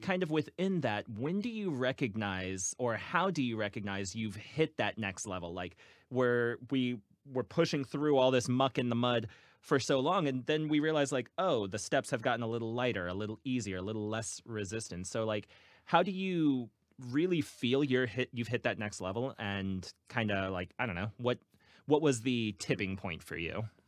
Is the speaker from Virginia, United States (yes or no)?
yes; Virginia Beach, Virginia, United States; now in Cincinnati, United States; I'm originally from Virginia Beach